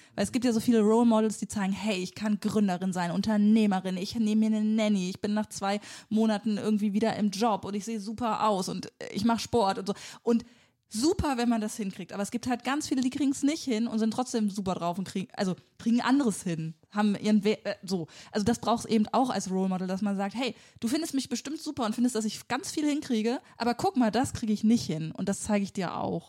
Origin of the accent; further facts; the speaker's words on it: Lower Saxony, Germany; moved away as an adult; also born or lived in Heidelberg / Berlin; now in Bremen, Germany; ich ähm, bin Niedersächsin